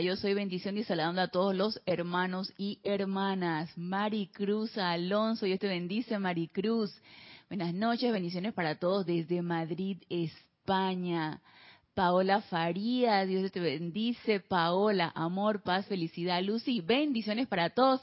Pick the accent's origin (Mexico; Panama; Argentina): Panama; de regreso aquí en Panamá también. en mi terruño, como le decimos nosotros acá, de regreso al terruño